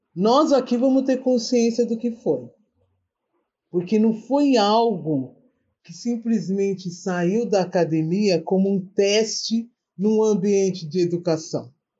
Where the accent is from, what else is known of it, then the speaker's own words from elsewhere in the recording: São Paulo, Brazil; moved away as an adult; now in Espírito Santo, Brazil; eu estou morando no Espírito Santo, no meio do mato, né? mas sou da zona norte de São Paulo, da Brasilândia